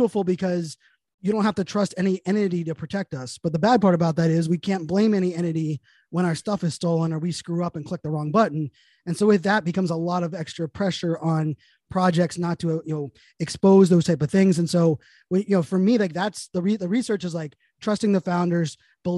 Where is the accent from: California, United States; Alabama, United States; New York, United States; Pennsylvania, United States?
Pennsylvania, United States; Pittsburgh; moved away; I'm born and raised in Pittsburgh